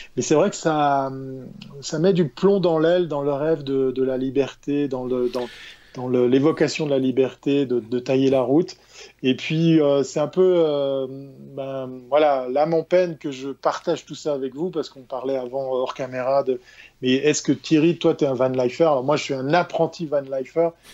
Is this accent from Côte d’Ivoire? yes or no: no; Switzerland; chez nous en Suisse